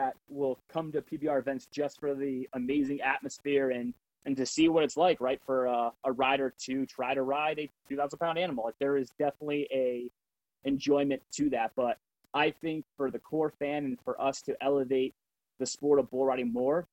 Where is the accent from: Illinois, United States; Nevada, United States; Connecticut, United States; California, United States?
Connecticut, United States; Growing up in Connecticut